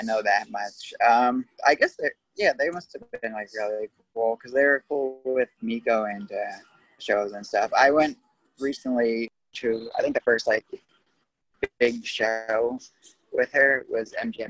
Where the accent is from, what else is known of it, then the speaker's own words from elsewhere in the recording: Cedar Grove, New Jersey, United States; also born or lived in Caldwell, New Jersey; I'm originally from Cedar Grove, so okay. I've only moved to Caldwell like the last 2 years of high school, so I didn't bother like learning anybody. Like sophomore year was my last year in Cedar Grove